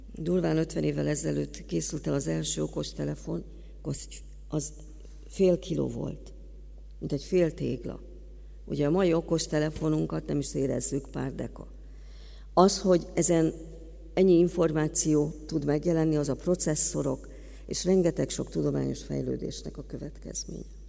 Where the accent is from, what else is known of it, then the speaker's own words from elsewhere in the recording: Hungary; mint magyar állampolgárok